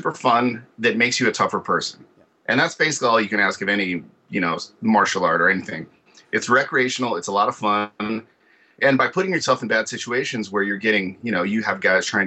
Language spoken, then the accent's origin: English; Hayward, California, United States; also born or lived in Oakland, California; I'm from the Bay Area, but Hayward, Oakland area. My dad lived in Oakland, my mom lived in Hayward.